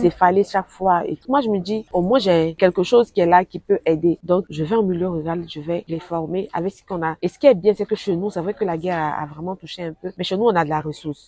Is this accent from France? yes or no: no; western Côte d'Ivoire, Côte d’Ivoire; now in Abidjan, Côte d'Ivoire; je viens de l'Ouest de la Côte d'Ivoire